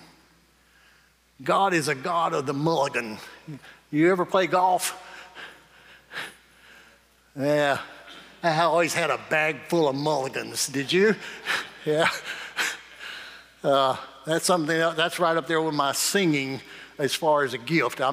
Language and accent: English; Morgan, United States; I just grew up down in Morgan, but when I grew up in Morgan, everybody had a house and 40 acres